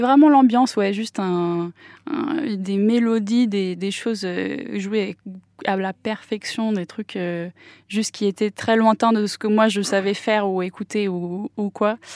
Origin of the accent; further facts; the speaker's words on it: Nantes, Pays de la Loire, France; first language English; French is a second language; also born or lived in Auckland, New Zealand; je suis de Nantes, euh, Chantenay très précisément. J'ai grandi ici